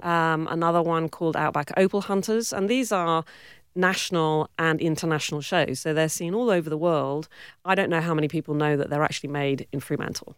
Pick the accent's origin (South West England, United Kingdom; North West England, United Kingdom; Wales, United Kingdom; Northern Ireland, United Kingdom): South West England, United Kingdom; Cornwall; accent: British; moved away as an adult; also born or lived in Warwick, England; now in Western Australia, Australia; I grew up in Cornwall, yep. uh, the southwest of uh, England